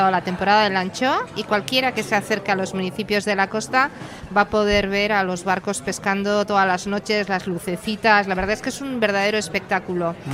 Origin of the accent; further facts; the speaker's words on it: Basque Country, Spain; de Urdaibai, de Busturialdea.